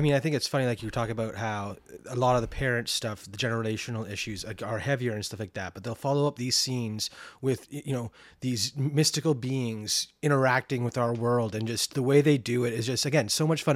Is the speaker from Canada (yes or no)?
yes; Canada; growing up in Canada